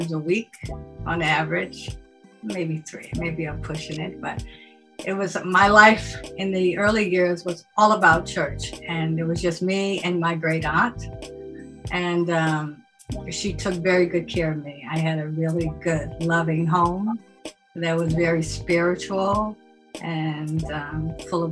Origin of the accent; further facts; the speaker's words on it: New York City, New York, United States; also born or lived in Harlem; I was born in the Bronx, New York